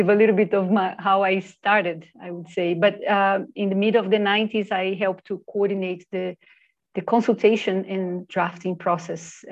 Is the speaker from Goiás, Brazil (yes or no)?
no; Brasília, Federal District, Brazil; I was born in Brasilia, the capital of Brazil